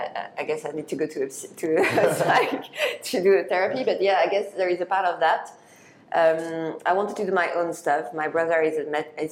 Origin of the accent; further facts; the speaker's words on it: Paris, Île-de-France, France; grew up in Paris